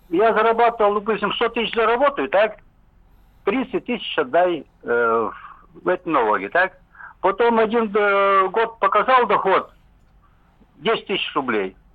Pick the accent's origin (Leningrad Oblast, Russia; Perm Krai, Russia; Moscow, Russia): Perm Krai, Russia; Perm; Перми, был предпринимателем очень долго, ну, лет 20.